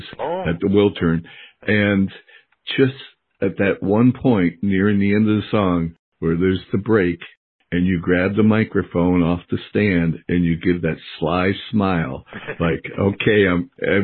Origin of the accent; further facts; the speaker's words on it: New Jersey, United States; I'm from Jersey, and you will never find a copy of the King's English on my bookshelf